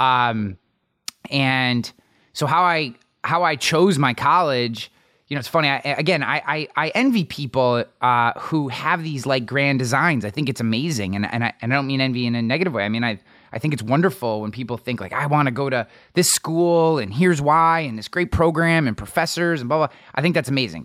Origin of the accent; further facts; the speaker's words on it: near Albany, New York, United States; also born or lived in Latham, New York; I grew up way out in the middle of nowhere in a town of nine hundred people, but the closest town that anybody would know is Albany